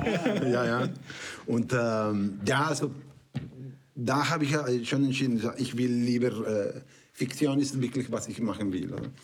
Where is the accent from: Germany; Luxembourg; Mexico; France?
Mexico; German is a second language; moved away as an adult; also born or lived in Canada; now in Switzerland; ich komme aus Mexiko. Ähm, ähm, seit 20 Jahren schon in die Schweiz.